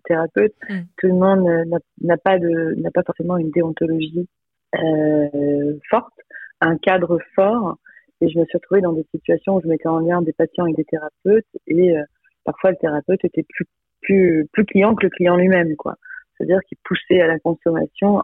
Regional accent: Lille, Hauts-de-France, France; also born or lived in Croix; Je suis originaire de Lille, je suis née à Croix

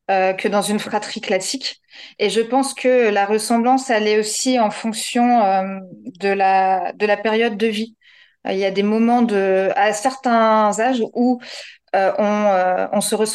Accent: Normandy, France; now in Pont-l'Abbé, France; j'ai 38 ans. Je suis la première jumelle, puisque première née. Je vis à Pont-l'Abbé, donc normande de naissance et bigoudaine de cœur.

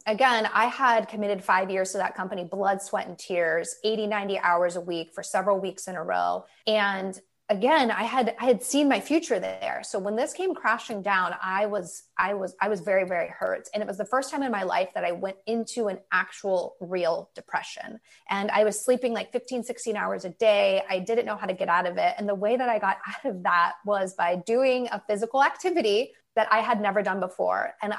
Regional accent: Midwest, United States; I'm from the Midwest. So in the winter, when it snows, I would go with my dad and I would shovel driveways for people.

